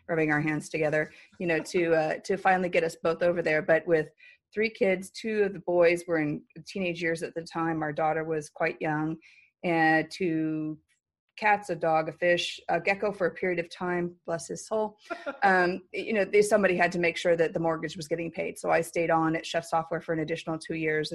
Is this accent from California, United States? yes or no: yes; San Diego, California, United States; also born or lived in Hawaii; I grew up in San Diego